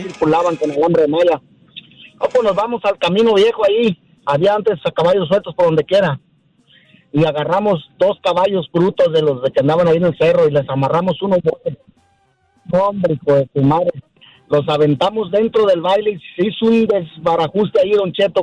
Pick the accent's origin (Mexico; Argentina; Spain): Mexico; a town near Guadalajara, Jalisco; Un pueblo que está ahí cerca de Guadalajara